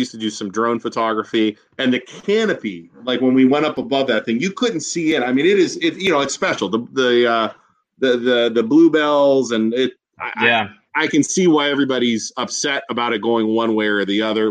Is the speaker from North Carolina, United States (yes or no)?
no; North Lima, Ohio, United States; I'm not originally from Poland. I mean, I'm from North Lima.